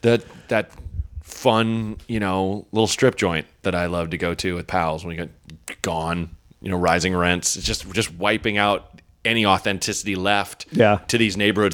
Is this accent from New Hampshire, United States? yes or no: no; Portland, Oregon, United States; born or raised there; moved away